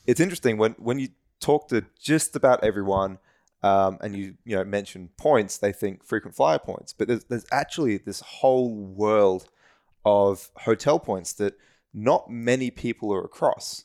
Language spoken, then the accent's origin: English; Australia; as an Australian